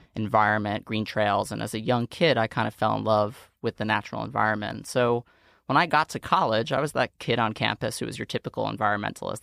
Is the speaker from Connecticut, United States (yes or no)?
no; New York City, New York, United States; I grew up in Staten Island, New York